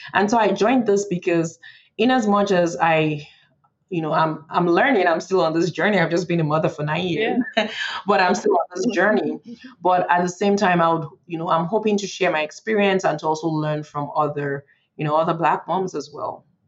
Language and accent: English; Nigeria; moved away as an adult; now in Frederick, United States; I was born in Nigeria and I grew up in Nigeria, uh, and I moved to the U.S. for college.